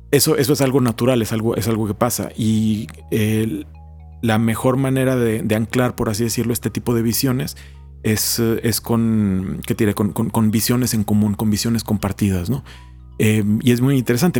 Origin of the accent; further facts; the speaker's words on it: Mexico; moved away as an adult; also born or lived in Italy / Nairobi, Kenya / Madrid, Spain; como mexicanos